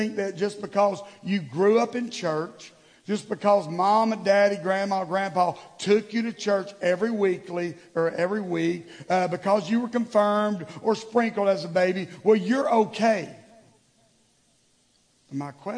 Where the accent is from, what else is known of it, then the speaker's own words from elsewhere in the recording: the South, United States; growing up in the South